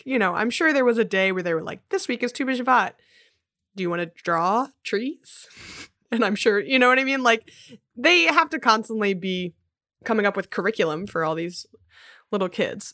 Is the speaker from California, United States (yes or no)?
no; Philadelphia, Pennsylvania, United States; In Philly, some of the main streets are named after trees. So I grew up on Spruce Street